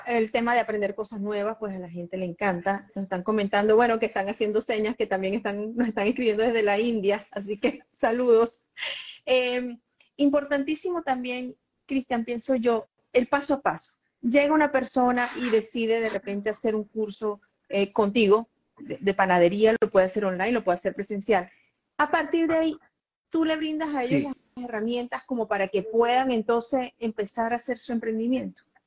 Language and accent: Spanish; Venezuela; ambos somos venezolanos